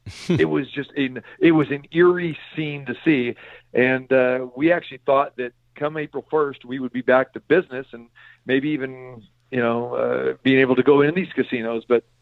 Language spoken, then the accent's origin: English; Sacramento, California, United States; I was credentialed and all set to go back to my hometown in Sacramento, 2 weeks ago.